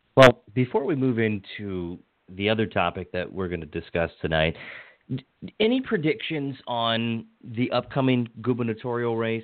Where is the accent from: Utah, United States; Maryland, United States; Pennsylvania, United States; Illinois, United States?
Maryland, United States; Hagerstown; moved away as an adult; now in Montgomery County, United States; I grew up in Western Maryland. I grew up in Hagerstown, and God love it. I, I love my community, my hometown